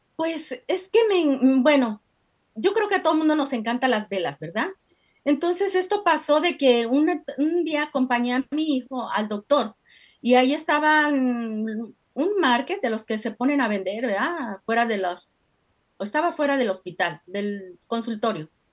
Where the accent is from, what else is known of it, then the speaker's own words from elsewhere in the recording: Mexico; moved away as an adult; soy de México, eh, llegué pues hace más o menos como más de 30 años